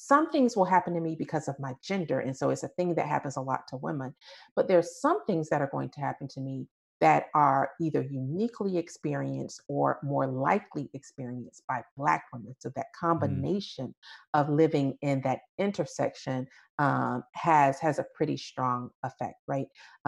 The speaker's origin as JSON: {"language": "English", "country": "United States", "said": "But at the same time, the fact that I'm American very much shapes who I am."}